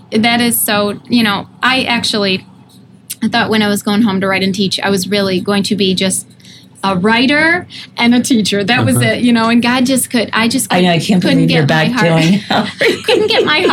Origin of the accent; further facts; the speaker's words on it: upstate New York, United States; moved away; I'm able to minister to people from my hometown in upstate New York